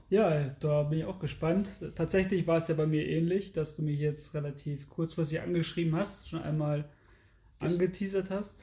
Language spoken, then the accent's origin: German; Lehrte, Lower Saxony, Germany; ich komme ja aus Lehrte